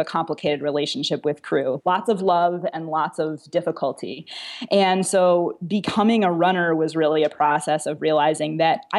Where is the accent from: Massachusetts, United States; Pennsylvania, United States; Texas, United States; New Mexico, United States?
Massachusetts, United States; Boston; now in Florida, United States; I am moving to Boston, which is where I'm from originally.